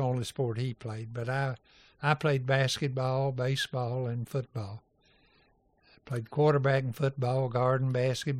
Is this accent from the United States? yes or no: yes; Irvine, Kentucky, United States; Well, we were a railroad town.